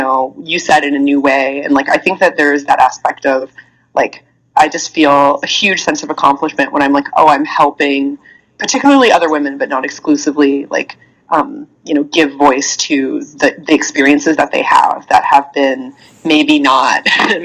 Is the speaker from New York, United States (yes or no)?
no; Iowa, United States; I'm from Iowa. Like Iowa in the like late 90s